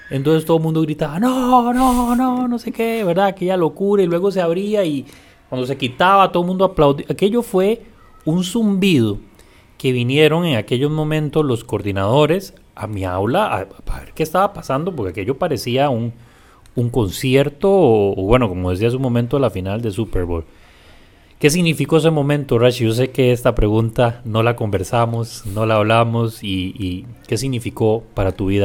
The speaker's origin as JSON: {"language": "Spanish", "region": "San José", "country": "Costa Rica", "tie": "born or raised there", "said": "Yo nací en la Carit."}